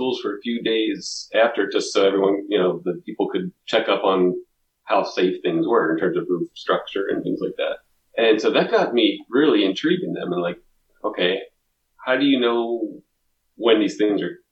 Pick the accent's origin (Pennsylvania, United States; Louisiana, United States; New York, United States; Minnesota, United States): Pennsylvania, United States; Southeast; I grew up in Southeast Pennsylvania